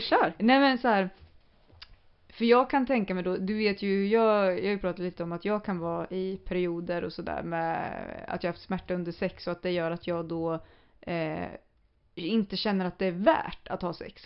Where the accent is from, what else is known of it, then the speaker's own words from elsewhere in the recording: Sweden; vi som svenskar